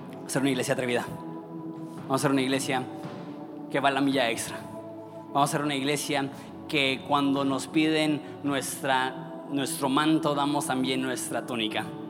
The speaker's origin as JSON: {"language": "Spanish", "town": "Ensenada", "region": "Baja California", "country": "Mexico", "said": "¿de dónde eres? Digo, de Ensenada."}